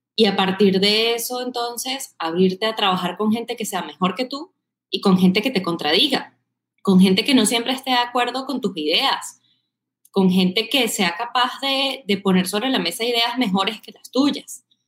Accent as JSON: {"language": "Spanish", "town": "Caracas", "region": "Capital District", "country": "Venezuela", "accent": "Caribbean", "moved": "as an adult", "lives_now": "Bogotá, Colombia", "said": "soy de Caracas"}